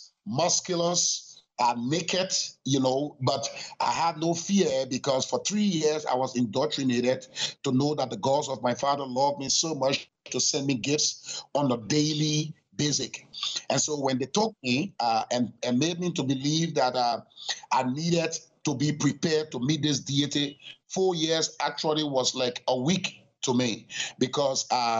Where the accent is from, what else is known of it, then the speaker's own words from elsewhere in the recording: Liberia; Well, my father was supposed to be the priest from the Kran tribe. I am from the sect of the Kran tribe called Chukong.